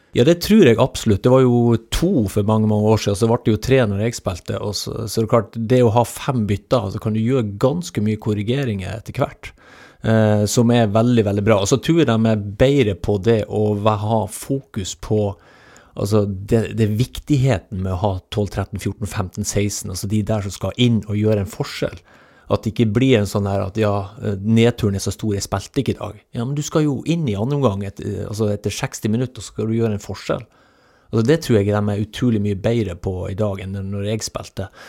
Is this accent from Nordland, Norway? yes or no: yes; Hemnesberget, Nordland, Norway; moved away; also born or lived in Rogaland; Hemnesberget på Helgelandskysten. Så jeg er ikke født i Stavanger